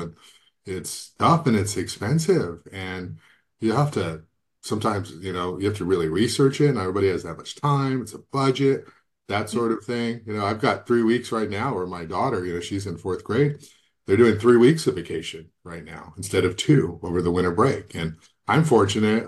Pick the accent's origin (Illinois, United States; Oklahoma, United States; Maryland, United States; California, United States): California, United States; Goleta; I grew up in Galita